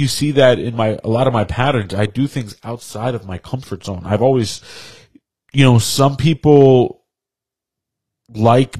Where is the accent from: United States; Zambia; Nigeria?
United States; Yonkers, New York; moved away as an adult; now in Poughkeepsie, United States; I was a product of Yonkers, spent practically my whole life there